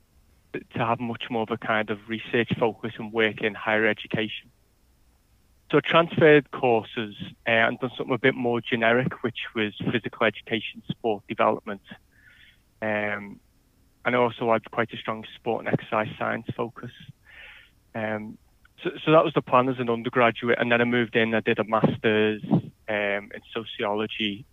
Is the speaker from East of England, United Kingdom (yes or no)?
no; Liverpool, North West England, United Kingdom; also born or lived in Leeds; I moved back to closer to Liverpool, my hometown